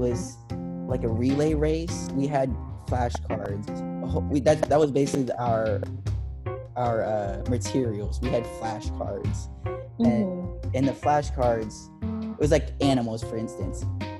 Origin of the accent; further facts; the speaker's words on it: Berlin, Germany; moved away; because I'm originally from Berlin. I was born in Berlin and I have family over there and on my mom's side.